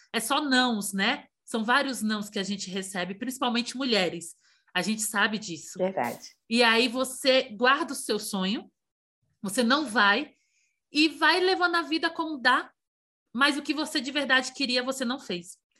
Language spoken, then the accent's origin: Portuguese; Bahia, Brazil; Eu sou baiana.